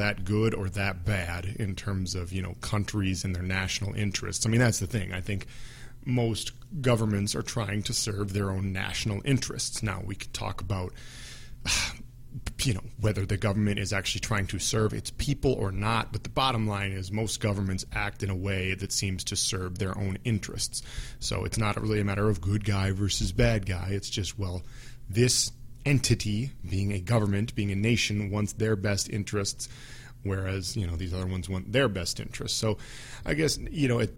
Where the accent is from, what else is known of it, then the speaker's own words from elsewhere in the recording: United States; I'm American, and I say that I'm a proud American